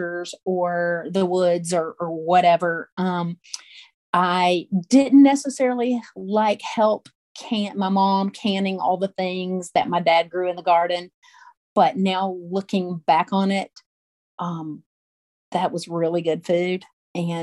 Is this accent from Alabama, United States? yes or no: yes; St. Clair County, Alabama, United States; now in Birmingham, United States; I was born and raised in Alabama, grew up in rural St. Clair County, which is a little bit east of Birmingham, where we are now